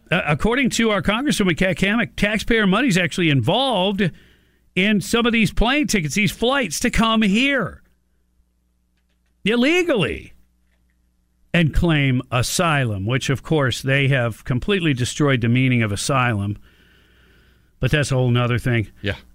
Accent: Morocco; Well, I'm from Morocco. Well, how'd you end up here? Somebody offered me a ticket.

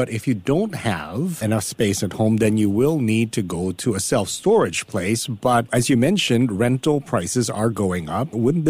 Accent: Richmond, British Columbia, Canada; also born or lived in Hong Kong; now in Singapore; I was, you know, growing up there in the 90s in Richmond

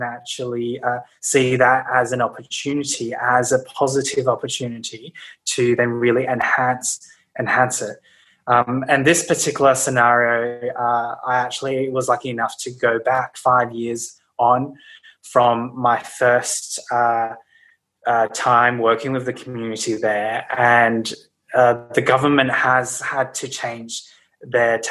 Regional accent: Brisbane, Queensland, Australia; moved away as an adult; now in Sydney, Australia; I grew up in Brisbane, actually, and moved to Sydney. To study university in Sydney, and I've been in Sydney ever since, so really for about 12 years now

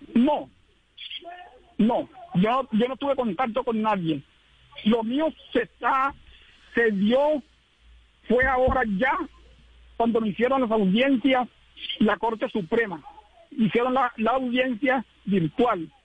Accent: Valencia, Córdoba, Colombia; soy nativo de Valencia

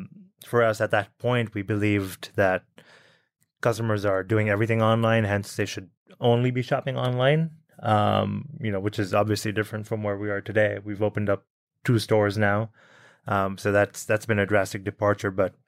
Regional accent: Bahrain; also born or lived in New Delhi, India; I was born in India, born in New Delhi, actually. And when I was five, my parents moved to Bahrain, which is a tiny island in the Middle East, sort of surrounded by the Arabian Sea.

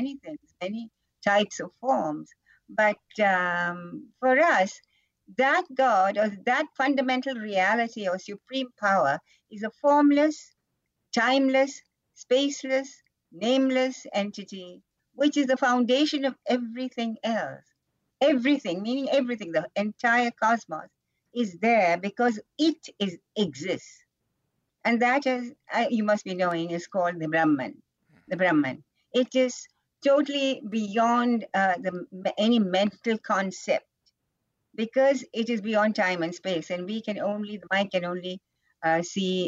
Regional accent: Kerala, India; now in Rishikesh, India; I'm from Kerala

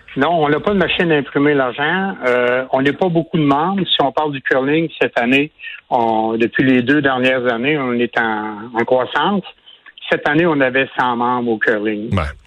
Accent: Quebec City, Quebec, Canada; je viens de Québec

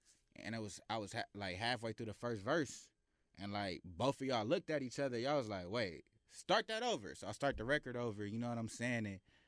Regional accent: Carson, California, United States; I'm from Carson, California.

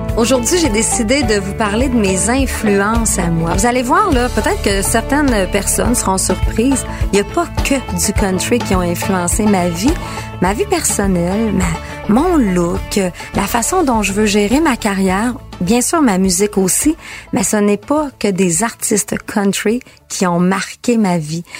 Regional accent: Girardville, Quebec, Canada; je viens de Girardville, petit village juste à côté.

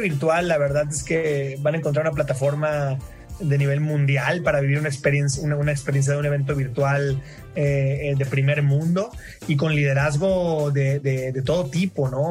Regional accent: Mazatlán, Sinaloa, Mexico; also born or lived in Monterrey, Mexico / San Francisco, United States; now in Mexico City, Mexico; soy, de Mazatlán, Sinaloa

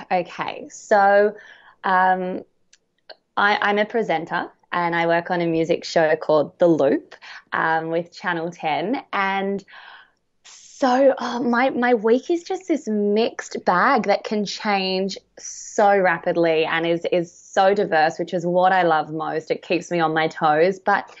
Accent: Wagga Wagga, New South Wales, Australia; Well, yeah, I'm a country girl. I'm from Wagga, and then I actually, and that's where I still call home. It's where both sides of my family are from.

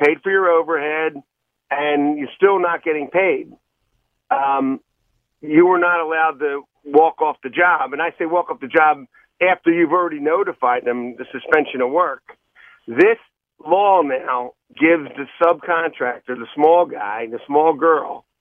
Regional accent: Philadelphia, Pennsylvania, United States; I grew up in the Oxford Circle

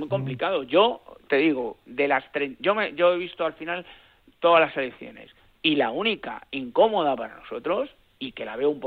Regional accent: Spain; porque al final somos españoles. Que somos españoles al final.

